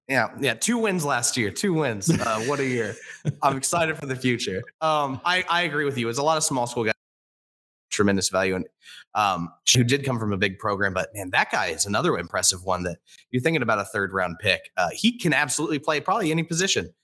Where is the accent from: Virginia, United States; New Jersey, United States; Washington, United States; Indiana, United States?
Indiana, United States; Indianapolis; I'm from Indianapolis. I still live here